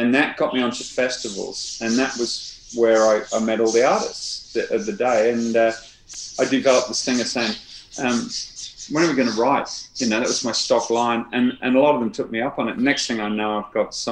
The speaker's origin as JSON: {"language": "English", "region": "North Wales", "country": "United Kingdom", "tie": "born or raised there", "also_born_or_lived": "Southwest London", "moved": "yes", "said": "I was growing up in North Wales"}